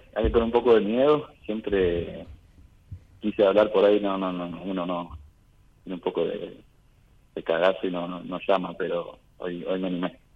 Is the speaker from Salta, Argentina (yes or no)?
no; Córdoba, Argentina; de Córdoba